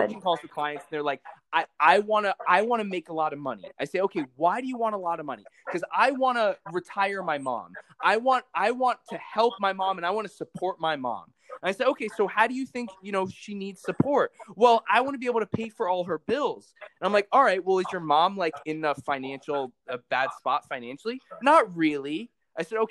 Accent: Palm Beach, Florida, United States; I grew up in Palm Beach, Florida

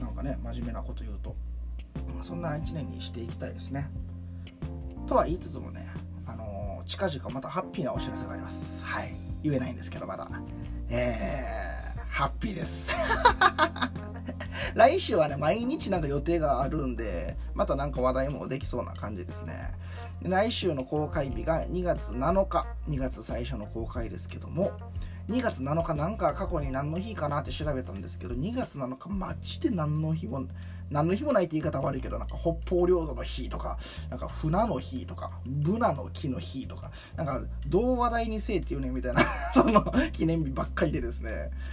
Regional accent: Kansai, Japan; 自分も関西で育って

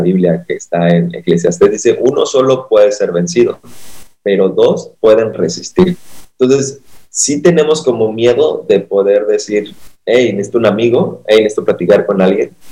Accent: Acapulco, Guerrero, Mexico; soy de Acapulco, el mejor lugar para vacacionar

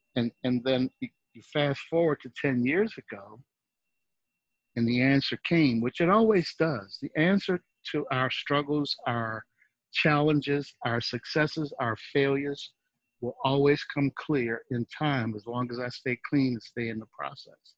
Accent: New Orleans, Louisiana, United States; moved away; also born or lived in Dallas, Texas / Seattle; I was from New Orleans and I lived in Dallas, Texas.

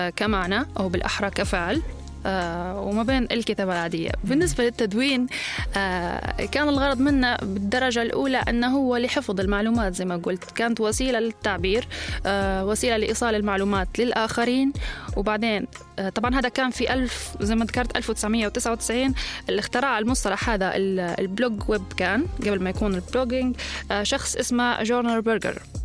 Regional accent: Libya; accent: Libyan colloquial

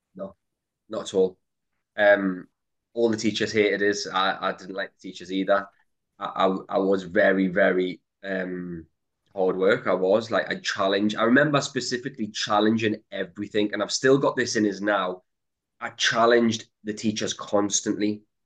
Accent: Newcastle upon Tyne, North East England, United Kingdom; I grew up in a place called Throckley, which is quite a rough part of Newcastle

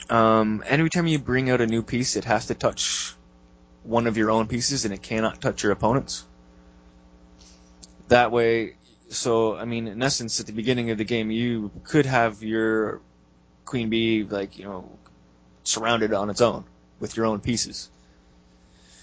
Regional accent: Canada; I'm Canadian

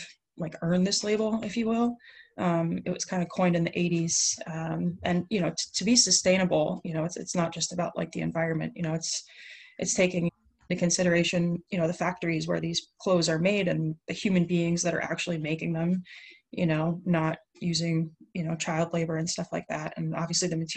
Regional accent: Pennsylvania, United States; I grew up in Pennsylvania in the mountains

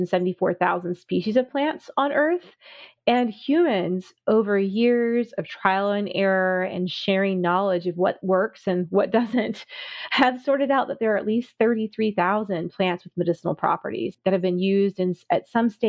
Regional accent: South Florida, United States; I grew up in South Florida

